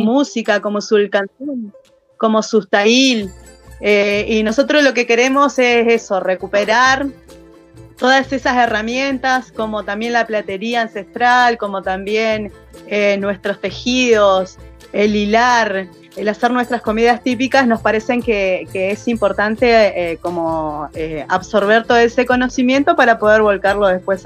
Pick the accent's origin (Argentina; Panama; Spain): Argentina; General Roca, Río Negro; soy acá de Fishkun Menoko, eh, nacida y criada acá